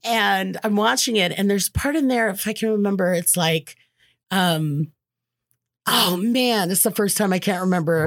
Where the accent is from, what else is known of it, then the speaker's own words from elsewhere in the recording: Los Angeles, California, United States; Born and raised in the San Fernando Valley, where Valley Girls come from